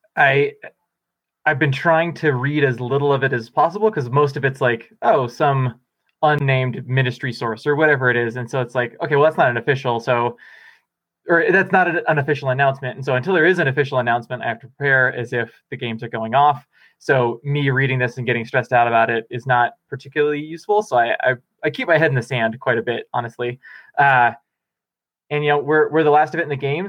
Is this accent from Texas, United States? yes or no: no; Bellingham, Washington, United States; now in Boulder, United States; I'm going back to Bellingham, my, my hometown where my parents live